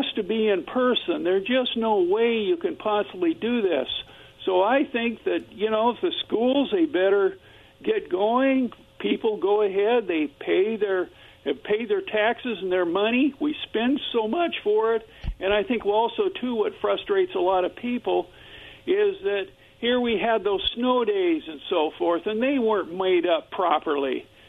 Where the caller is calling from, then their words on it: Kennewick, Washington, United States; Yeah, this is … from Kennewick.